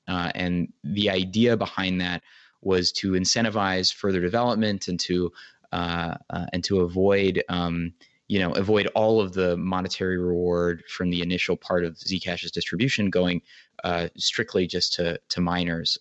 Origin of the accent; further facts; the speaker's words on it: United States; as an American